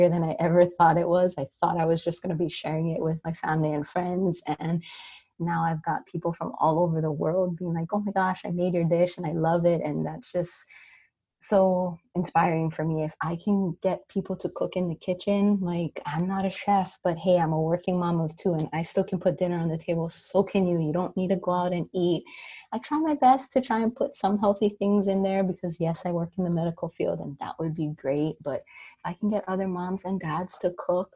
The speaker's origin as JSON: {"language": "English", "area": "Maui", "region": "Hawaii", "country": "United States", "tie": "born or raised there", "said": "born and raised on Maui"}